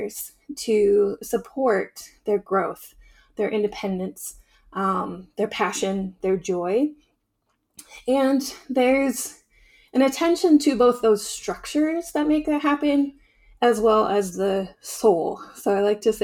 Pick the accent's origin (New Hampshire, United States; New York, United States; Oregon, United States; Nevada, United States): Oregon, United States; Southern; moved away as an adult; growing up in this region